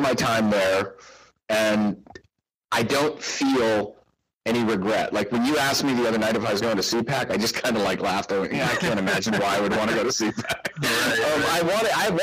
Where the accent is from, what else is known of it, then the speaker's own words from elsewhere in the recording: Tucson, Arizona, United States; moved away as an adult; also born or lived in Los Angeles; now in Tucson, United States; I moved from Los Angeles back to my hometown, Tucson, where I hadn't lived for over two decades.